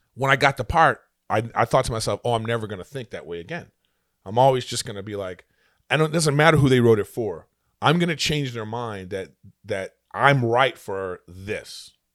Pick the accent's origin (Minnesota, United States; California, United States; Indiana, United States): California, United States; Los Angeles; I'm from, just from L